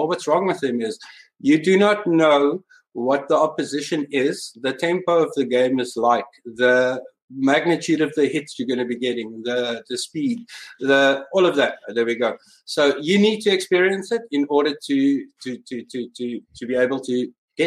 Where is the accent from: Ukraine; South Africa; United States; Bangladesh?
South Africa; moved away as an adult; also born or lived in Somerset West, South Africa; now in Canada; I'm South African